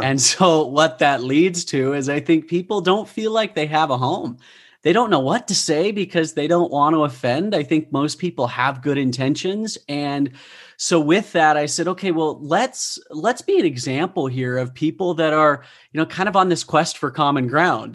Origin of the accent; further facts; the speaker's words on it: Utah, United States; I grew up in Utah. I am a product of the bubble